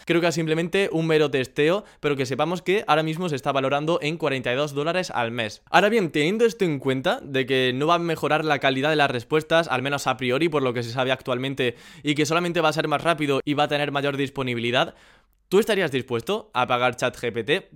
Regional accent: Andalusia, Spain; los vagos somos los andaluces

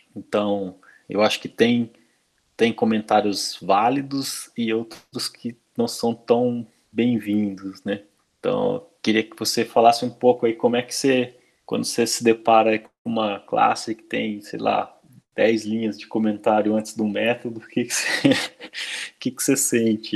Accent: Brazil; first language Portuguese; aqui no Brasil, né, escrevendo código em inglês, né? dando nome para as coisas em inglês e não em português, que é a nossa língua nativa

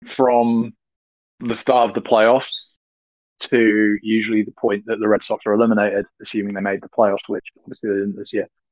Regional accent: United Kingdom

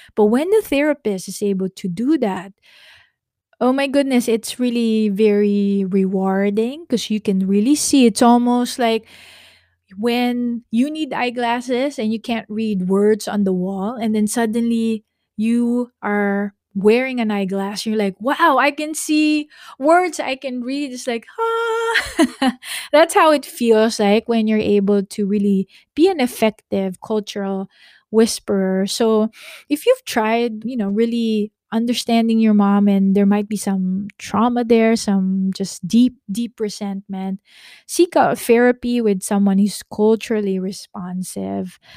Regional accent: Philippines; now in California, United States; We're Filipino

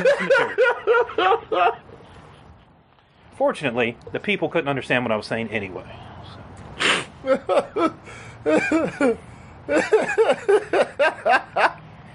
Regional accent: Alabama, United States; I'm from Alabama

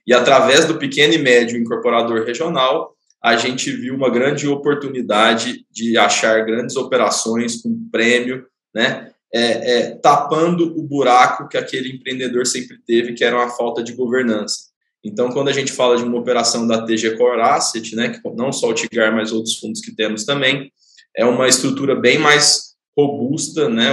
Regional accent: Goiânia, Goiás, Brazil; moved away as an adult; now in São Paulo, Brazil; Eu sou natural de Goiânia, mas moro em São Paulo já tem oito anos

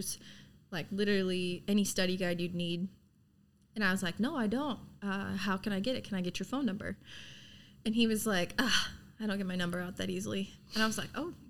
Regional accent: Sioux City, Iowa, United States; now in Kansas City, United States; I'm from Sioux City, Iowa.

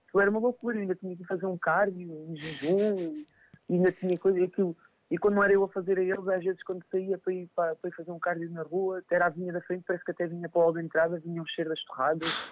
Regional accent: Montijo, Setúbal, Portugal; aqui no, no Montijo, eu sou de Montijo

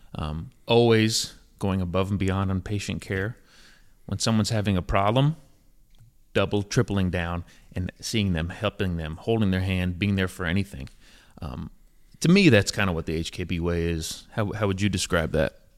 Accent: Johnson City, Tennessee, United States; moved away as an adult; also born or lived in North Carolina; my hometown, Johnson City, Tennessee

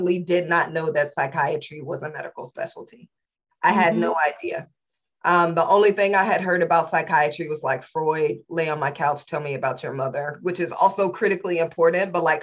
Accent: Indianapolis, Indiana, United States; I was born and raised in Indianapolis, Indiana in the late 70s, early 80s

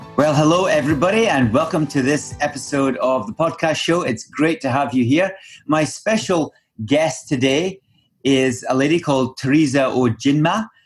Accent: Scotland, United Kingdom; moved away; back home for me, back in Scotland

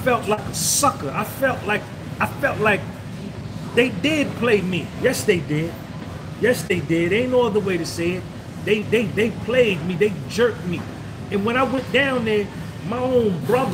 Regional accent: United States; I'm foundational black American. I'm a slave from America.

